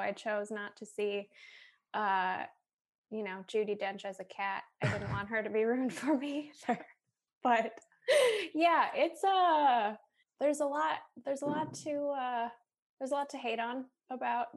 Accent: Minneapolis, Minnesota, United States; moved away as an adult; also born or lived in Boston; now in Milwaukee, United States; I grew up in Minneapolis, but my mom grew up in Milwaukee

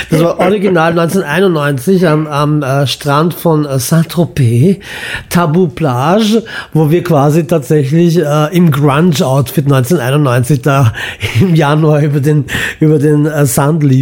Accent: Imotski, Split-Dalmatia County, Croatia; born there; Also mein Vater ist in Mostar geboren, meine Mutter mhm. in Belgrad, das ist Süddalmatien, und ich bin in Imotski geboren.

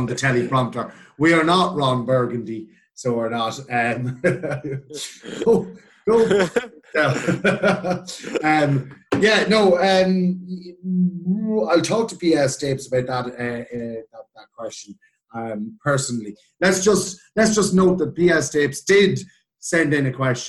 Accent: Simonstown, County Meath, Ireland; also born or lived in County Cavan; Born and raised in Simonstown, moved to Cavan

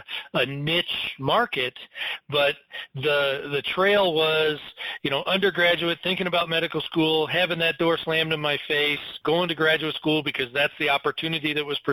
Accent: Michigan, United States; moved away as an adult; also born or lived in Colorado; I came from Michigan

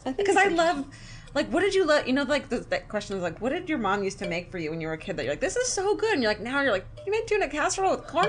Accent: California, United States; I'm from California

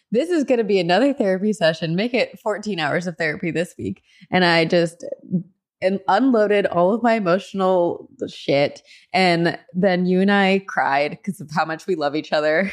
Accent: near New Brunswick, New Jersey, United States; moved away; New Brunswick, New Jersey, my old neck of the woods, kind of near my hometown

